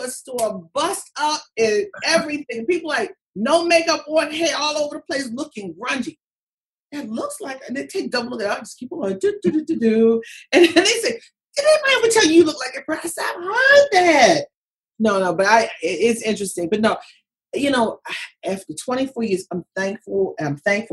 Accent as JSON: {"language": "English", "town": "Baltimore", "region": "Maryland", "country": "United States", "said": "from Baltimore"}